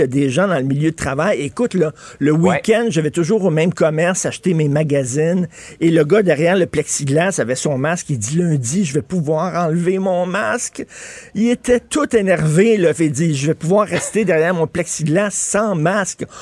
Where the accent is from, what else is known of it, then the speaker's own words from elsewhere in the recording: Montreal, Quebec, Canada; en tant que Montréalais